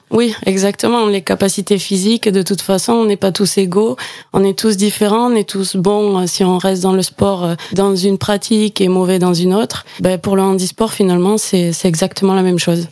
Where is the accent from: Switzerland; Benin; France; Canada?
France; Gers, Occitania; also born or lived in Toulouse; je suis originaire du Gers. Mon accent va me trahir, je pense